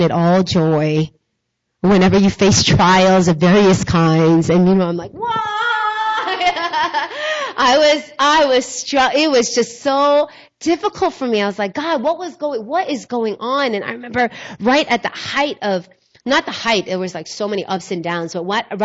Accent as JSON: {"language": "English", "region": "New York", "country": "United States", "also_born_or_lived": "South Korea", "moved": "as an adult", "said": "I'm a New Yorker. All of my family was in New York"}